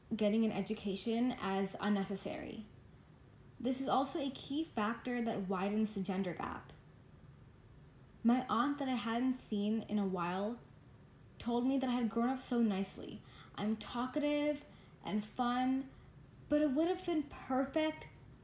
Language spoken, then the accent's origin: English; United States; Growing up in America